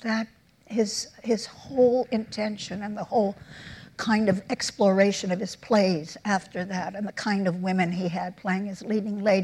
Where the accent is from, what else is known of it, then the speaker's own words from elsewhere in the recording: New York, United States; I'm born and raised in New York. I'm an Upper West Sider